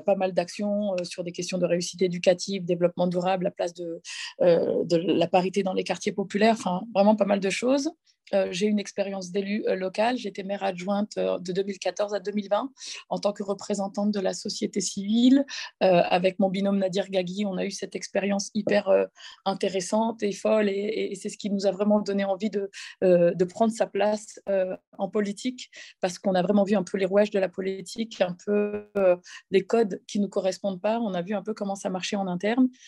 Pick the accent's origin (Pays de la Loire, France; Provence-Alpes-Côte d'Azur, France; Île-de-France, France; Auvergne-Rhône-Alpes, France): Île-de-France, France; Cergy; j'ai grandi dans un quartier populaire qui s'appelle le quartier de la Croix-Petit à Cergy